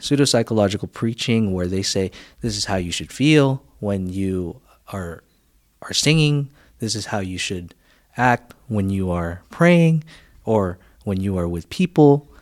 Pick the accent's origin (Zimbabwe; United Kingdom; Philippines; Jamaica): Philippines; now in United States; I grew up in the Philippines